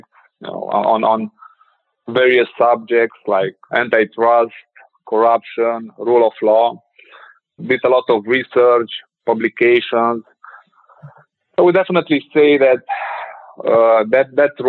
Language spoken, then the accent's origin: English; Ukraine; moved away as an adult; also born or lived in Bucharest, Romania; I was born in Ukraine, lived there for like my first 17 years there